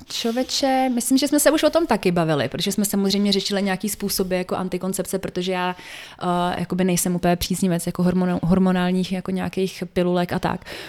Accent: Teplice, Ústí nad Labem Region, Czechia; also born or lived in Mikulov (Ore Mountains); svoje dětství, které jsme trávili vlastně v tom Mikulově protože jsme tam jezdili z Teplic na chatu

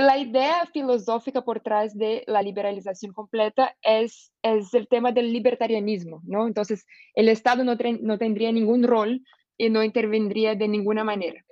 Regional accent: Brazil; soy una abogada brasileña

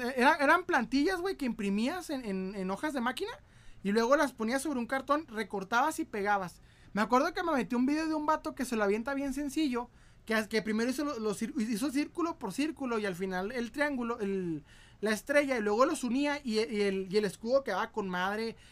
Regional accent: Ciudad Juárez, Chihuahua, Mexico; yo soy de Ciudad Juárez.

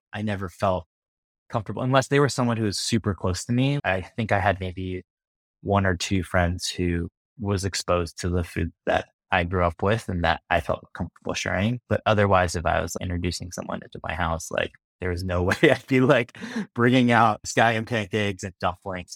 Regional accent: Midwest, United States; my family and growing up in the Midwest

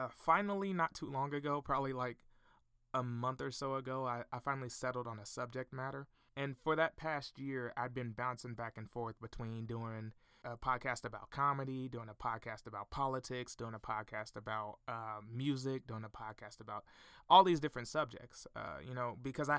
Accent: Fort Smith, Arkansas, United States; I'm from Fort Smith, Arkansas.

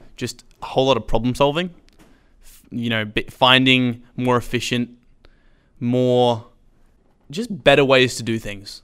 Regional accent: Sydney, New South Wales, Australia; moved away as an adult; I grew up homeschooling in Sydney. We move, moved up about five years ago.

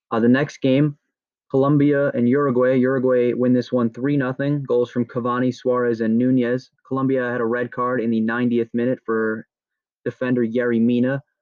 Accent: United States; this is America and I am an American.

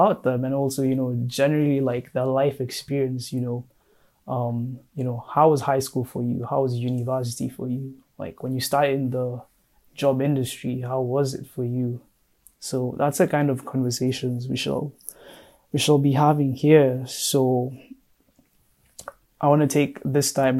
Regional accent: Kenya; now in Madison, United States; I am currently based in Madison, Wisconsin, but I am Kenyan. Shout out to the 254, that's my home

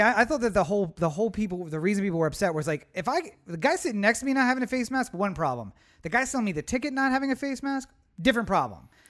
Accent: East Coast, United States; moved away; we're from the East Coast

